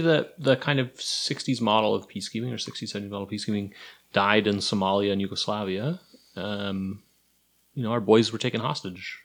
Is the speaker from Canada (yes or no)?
yes; Canada; also born or lived in United States / United Kingdom